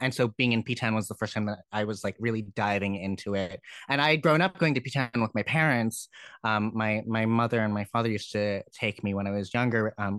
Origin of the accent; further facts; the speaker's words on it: Connecticut, United States; because I grew up in Connecticut. And Connecticut doesn't have public transit